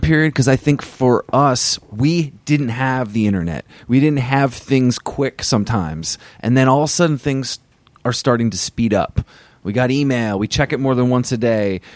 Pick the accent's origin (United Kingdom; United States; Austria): United States; Vermont; I grew up in Vermont, and I was in high school around that time.